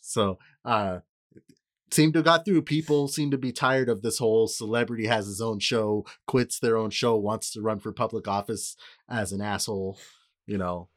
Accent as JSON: {"language": "English", "region": "California", "country": "United States", "said": "I'm saying this as a Californian"}